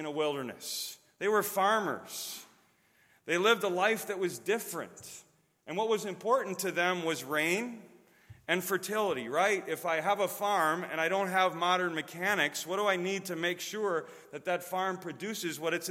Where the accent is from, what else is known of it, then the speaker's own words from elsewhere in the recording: Chicago, Illinois, United States; moved away as an adult; also born or lived in Wisconsin; now in Chattanooga, United States; I'm from Chicago, and before that came from Wisconsin, so my accent may give that away.